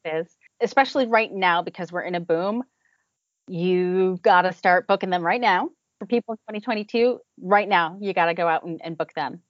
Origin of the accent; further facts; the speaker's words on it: New Jersey, United States; moved away as an adult; now in Cape Cod, United States; Originally, uh, we are from New Jersey and uh, mm-hmm. right around the New York metro area